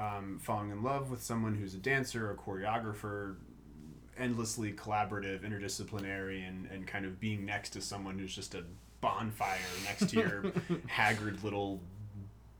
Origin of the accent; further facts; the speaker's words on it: Washington, District of Columbia, United States; moved away as an adult; also born or lived in Michigan; now in Baltimore, United States; I grew up in Washington, D.C., went to school in Michigan, and then moved out to Baltimore